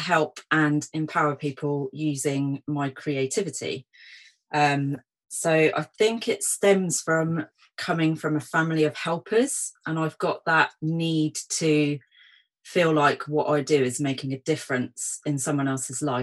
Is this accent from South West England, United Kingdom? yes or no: no; Portsmouth, South East England, United Kingdom; also born or lived in London; my hometown of Portsmouth.